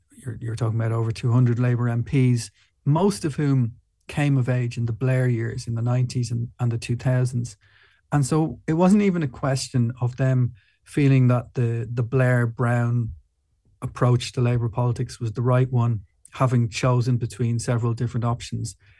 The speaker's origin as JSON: {"language": "English", "country": "Ireland", "said": "I'm from Ireland"}